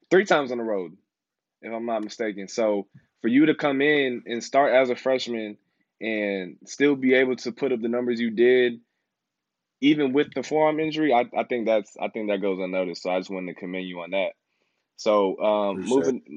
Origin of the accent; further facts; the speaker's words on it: Houston, Texas, United States; moved away as an adult; I'm from Houston